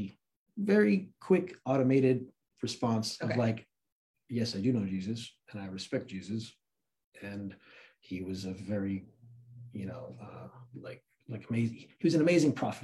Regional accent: Santa Cruz, California, United States; also born or lived in Afghanistan / New York; I grew up in Santa Cruz, really. Mm. Like, I mean, I was born in Afghanistan, but my family came to America when I was 3. Lived in New York for a little bit, but grew up in Santa Cruz since I was like 6 or 7. So that's like my hometown

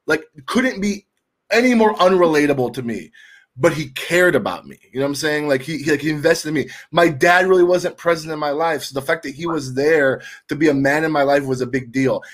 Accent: Tampa, Florida, United States; now in Milwaukee, United States; I'm originally from Tampa, Florida, and somehow I'm the only Cuban that made it north of Nashville

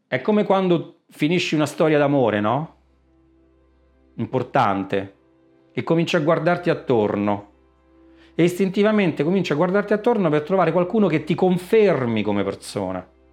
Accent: Sora, Lazio, Italy; vengo da Sora, Frosinone

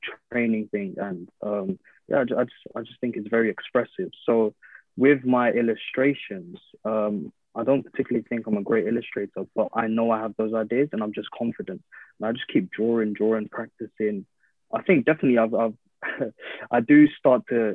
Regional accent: London, United Kingdom; growing up in London

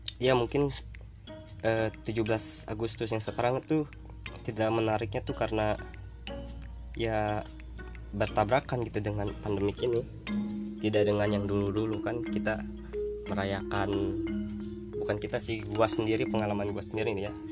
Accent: Bandung, West Java, Indonesia; gua kebetulan orang Bandung nih, orang Sunda nih ya, suku Sunda nih ya.

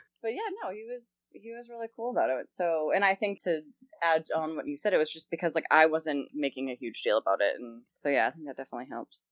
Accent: Boston, Massachusetts, United States; moved away as an adult; now in Los Angeles, United States; I'm originally from Boston

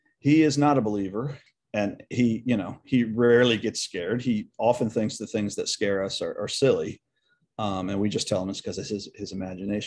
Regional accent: Edgewood, United States; moved away; I no longer live there, but I'll always consider Edgewood my hometown

